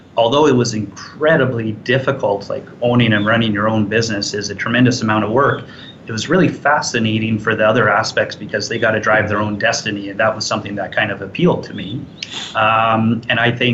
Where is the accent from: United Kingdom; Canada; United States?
Canada; Edmonton, Alberta; now in Calgary, Canada; I was originally from Edmonton. I was born and raised there.